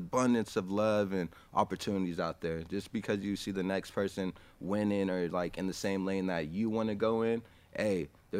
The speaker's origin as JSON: {"language": "English", "region": "California", "country": "United States", "tie": "born or raised there", "said": "I grew up in Tashkent, California, had a big family"}